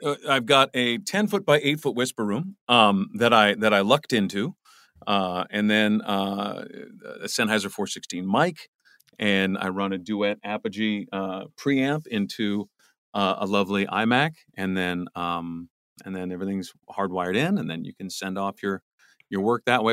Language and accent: English; Los Angeles, California, United States; I grew up in the Valley